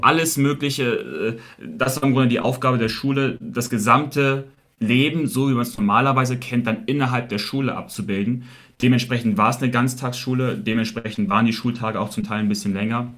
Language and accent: German; Shanghai, China; moved away as an adult; also born or lived in Beijing, China; now in Munich, Germany; Ich wurde in China geboren, genau gesagt in Shanghai. Bin dann sehr früh nach Peking gezogen, war dort sechs Jahre, dann wieder zurück nach Shanghai gezogen und dann bin dann wirklich, man kann so sagen, in Shanghai aufgewachsen